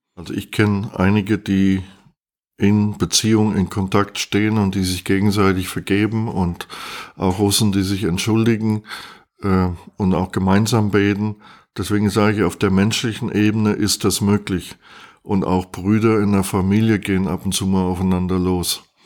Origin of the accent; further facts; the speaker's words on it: East Germany, Germany; bei uns in der DDR